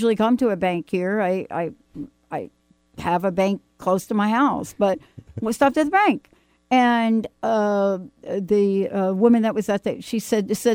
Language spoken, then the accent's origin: English; New York City, New York, United States; now in Pacific Northwest, United States; I'm a girl from the Bronx